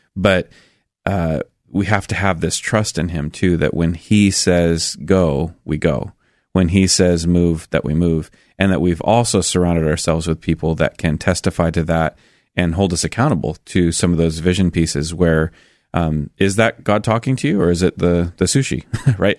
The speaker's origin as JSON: {"language": "English", "town": "Milwaukie", "region": "Oregon", "country": "United States", "tie": "born or raised there", "also_born_or_lived": "Sandy, Oregon", "said": "I actually grew up in Milwaukee"}